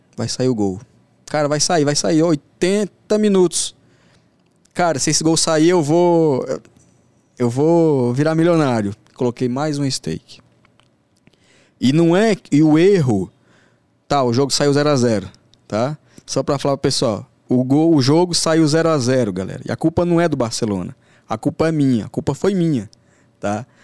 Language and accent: Portuguese; Brasília, Federal District, Brazil; also born or lived in Santa Quitéria, Ceará; criado em periferia da, de Brasília